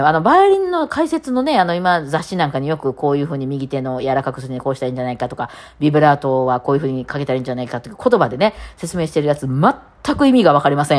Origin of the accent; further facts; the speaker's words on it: Kansai, Japan; accent: Kansai dialect; しかも私関西弁じゃないですか